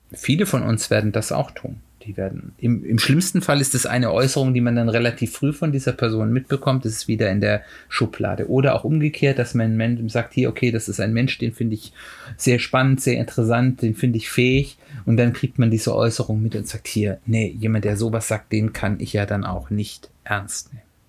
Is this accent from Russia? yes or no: no; Hesse, Germany; hier in Hessen, ich komme ja aus Hessen